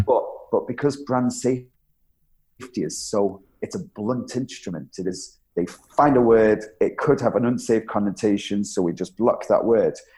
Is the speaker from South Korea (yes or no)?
no; Isle of Man; I was born on the Isle of Man